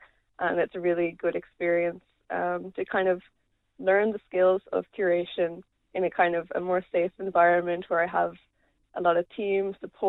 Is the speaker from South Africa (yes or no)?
no; Abbeyleix, Laois, Ireland; I'm from Abbey Leaks